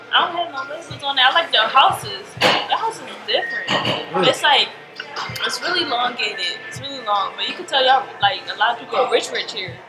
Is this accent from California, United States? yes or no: no; Philadelphia, Pennsylvania, United States; I'm from Philly.